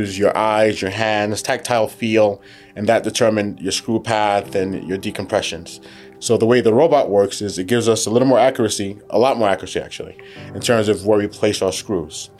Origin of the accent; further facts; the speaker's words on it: New York City, New York, United States; also born or lived in Providence, Rhode Island / Baltimore, Maryland / St. Louis, Missouri; I was born in Brooklyn.